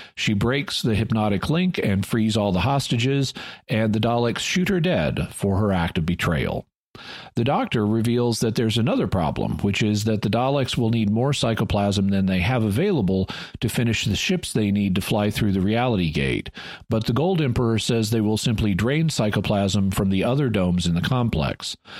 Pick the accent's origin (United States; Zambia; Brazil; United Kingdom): United States; I'm an American